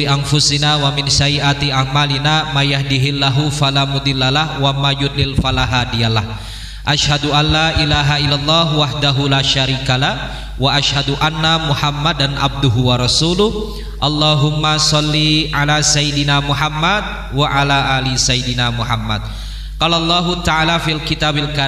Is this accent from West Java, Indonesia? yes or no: no; Semarang, Central Java, Indonesia; Alhamdulillah saya asli Semarang